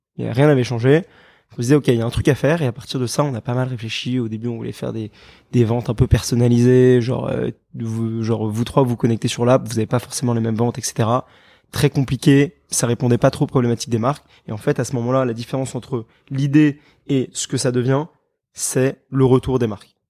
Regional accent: Paris, Île-de-France, France; also born or lived in London, United Kingdom; je suis parisien, j'ai fait mes études en Angleterre, à Londres.

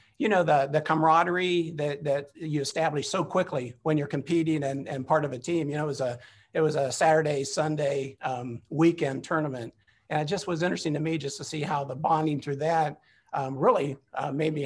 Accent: Bellefontaine, Ohio, United States; moved away as an adult; also born or lived in Worthington, Ohio / Connecticut / Louisville / Minneapolis; now in Columbus, United States; I grew up in Bell Fountain, just an hour northwest of here.

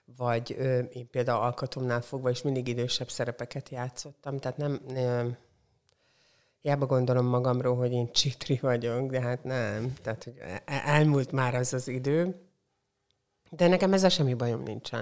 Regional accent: Porcsalma, Szabolcs-Szatmár-Bereg, Hungary; also born or lived in Csenger / Békéscsaba; now in Szeged, Hungary; Porcsalma, az ott van Csengertől egy 10 kilométer elévő falucska, és én ott nőttem föl

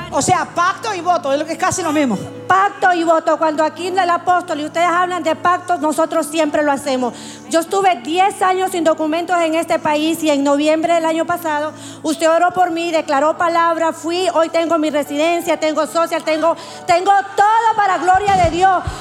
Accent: La Guajira, Colombia; Nosotros venimos de La Guajira con mi

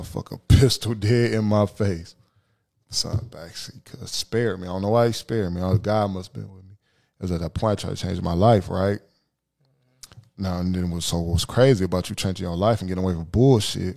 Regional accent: Toledo, Ohio, United States; we're from Toledo, Ohio

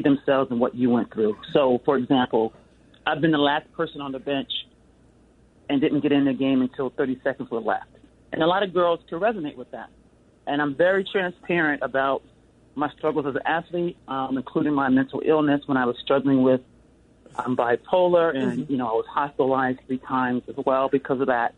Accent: Delaware, United States; now in Seattle, United States; I'm from the East Coast. I'm from Delaware

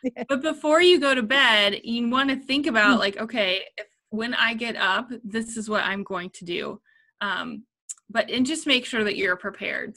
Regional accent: Columbus, Ohio, United States; I'm from Columbus, Ohio

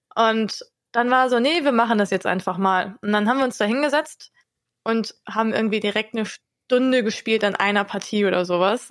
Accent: Wiesbaden, Hesse, Germany; also born or lived in Hannover; now in Hanover, Germany; wenn ich nach Wiesbaden fahre, meiner Heimat

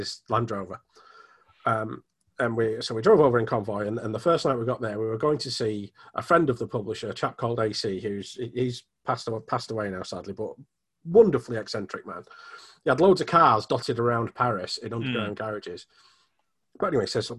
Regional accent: Manchester, North West England, United Kingdom; where I grew up, I'm from Manchester

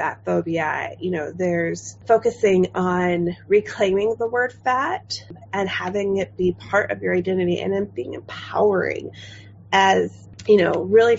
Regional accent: Chicago, Illinois, United States; moved away as an adult; now in Hanover, United States; I'm originally from the Midwest and, you know, love being from Chicago

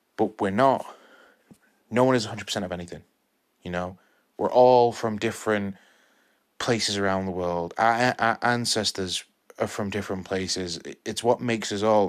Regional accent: United Kingdom; I'm Mexican British, well, British Mexican, 'cause I was born here.

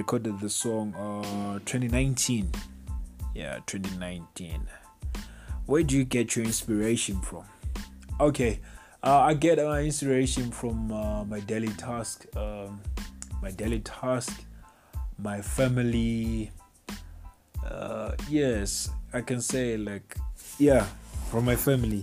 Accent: Bulawayo, Zimbabwe; now in South Africa; I was born in Plawayo, Zimbabwe.

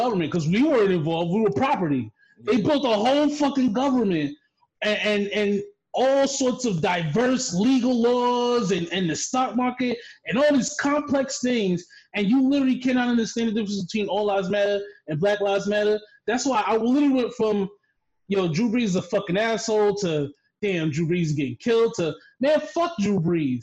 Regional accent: New York City, New York, United States; moved away; I'm from the Bronx.

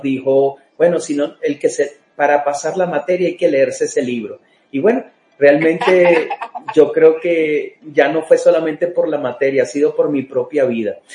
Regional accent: Venezuela; muchos los que somos venezolanos

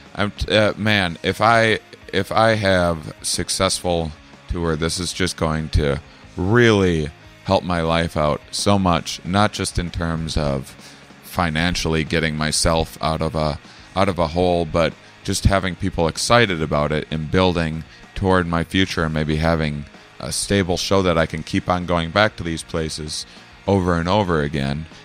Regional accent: La Crosse, Wisconsin, United States; I'm in my hometown of La Crosse, Wisconsin

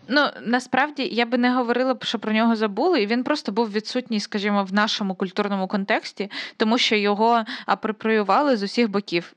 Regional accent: Konotop, Sumy Oblast, Ukraine; Я просто з Конотопа, це Сумська область

